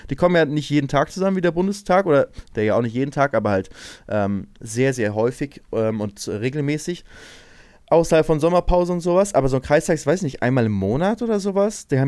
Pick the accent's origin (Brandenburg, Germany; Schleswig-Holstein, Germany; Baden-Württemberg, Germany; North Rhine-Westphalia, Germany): Schleswig-Holstein, Germany; Lübeck; weil ich komme ja eigentlich aus Lübeck und warum bin ich in Ratzeburg in, in dieser Dorfschule?